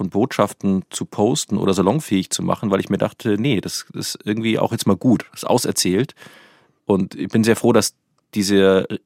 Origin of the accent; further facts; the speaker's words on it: Munich, Bavaria, Germany; now in Berlin, Germany; Ich komme aus München, ich war natürlich auch Teil von dieser.